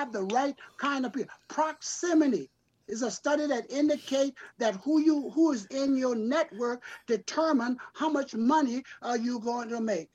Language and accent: English; South Carolina, United States; I grew up in South Carolina, so we used to go in the creek and get the crab.